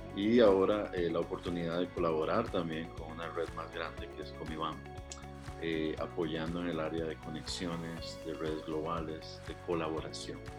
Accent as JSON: {"language": "Spanish", "country": "Costa Rica", "also_born_or_lived": "Africa / India", "said": "soy costarricense"}